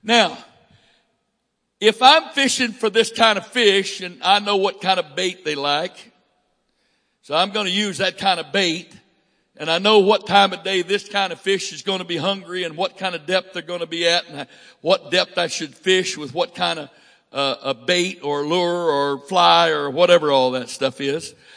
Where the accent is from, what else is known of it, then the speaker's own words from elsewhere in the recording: Northwest Florida, United States; I'm from Northwest Florida, and they call that South Alabama